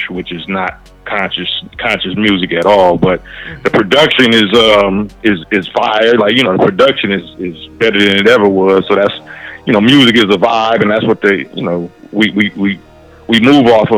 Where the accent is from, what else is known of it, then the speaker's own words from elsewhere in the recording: Los Angeles area, West Coast, United States; I'm from the West Coast, the '90s generation